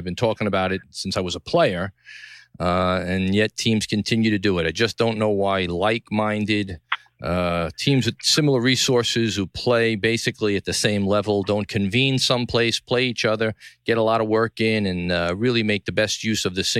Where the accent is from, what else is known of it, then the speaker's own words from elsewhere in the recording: New York City, New York, United States; From the Gotham Podcast Studio in the heart of downtown New York City, Tribeca, my hometown, greatest city in the world.